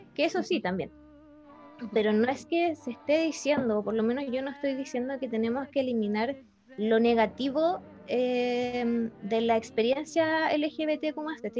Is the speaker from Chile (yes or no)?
yes; Chile; tengo mi identidad como chilena, Por vivir aquí